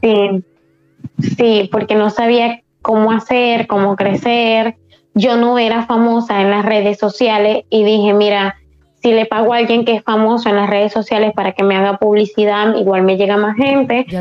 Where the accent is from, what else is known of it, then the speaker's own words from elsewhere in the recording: Spain; aquí en España somos más liberales